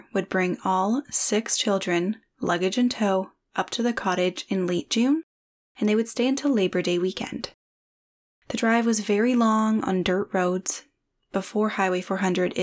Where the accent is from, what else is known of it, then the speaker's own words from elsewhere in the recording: Parry Sound, Ontario, Canada; I grew up in Parry Sound